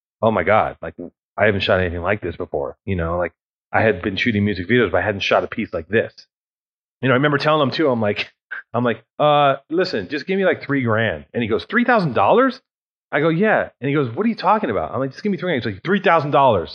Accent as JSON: {"language": "English", "town": "Los Angeles", "region": "California", "country": "United States", "tie": "born or raised there", "said": "I grew up in Venice"}